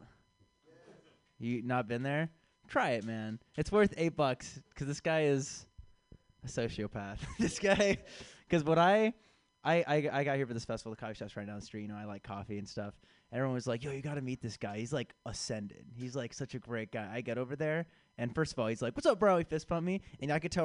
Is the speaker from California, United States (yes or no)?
yes; San Francisco, California, United States; now in Chicago, United States; I was born and raised here in San Francisco